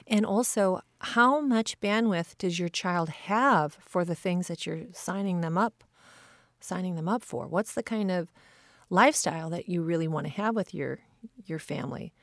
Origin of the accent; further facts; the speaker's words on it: Midwest, United States; I grew up in the Midwest